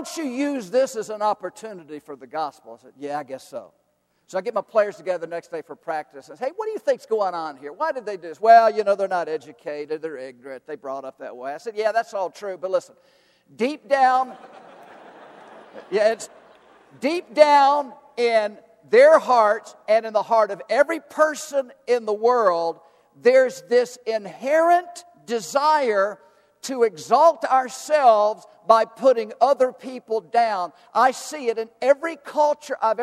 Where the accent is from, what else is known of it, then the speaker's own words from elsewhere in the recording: the South, United States; I am from the South, and I love my Southern culture.